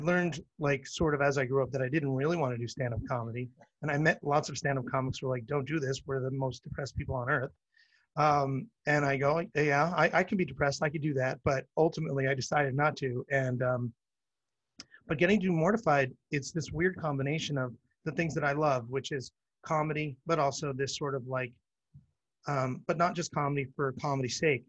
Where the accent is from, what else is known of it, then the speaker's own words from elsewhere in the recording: Canada; now in Los Angeles, United States; I'm a Canadian